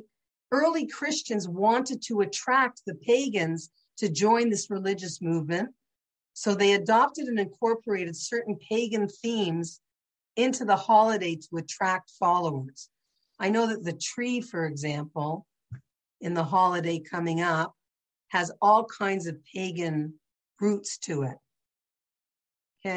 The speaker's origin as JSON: {"language": "English", "town": "St. Catharines", "region": "Ontario", "country": "Canada", "tie": "born or raised there", "said": "I grew up in St. Catharines, probably the only Jewish house on the street"}